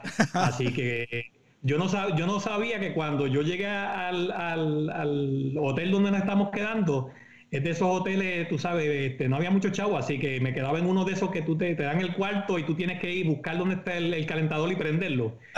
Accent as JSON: {"language": "Spanish", "town": "Comerío", "country": "Puerto Rico", "tie": "born or raised there", "also_born_or_lived": "Mayagüez, Puerto Rico / Río Piedras, Puerto Rico / Columbia, Maryland / United States", "moved": "as an adult", "lives_now": "Frederick, Maryland, United States", "said": "Yo soy original de Comerío. Yo nací en Comerío"}